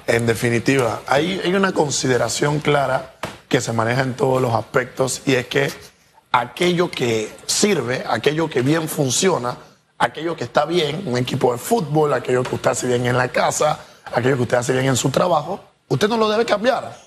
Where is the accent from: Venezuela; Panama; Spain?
Panama; como ciudadanos e individuos, como panameños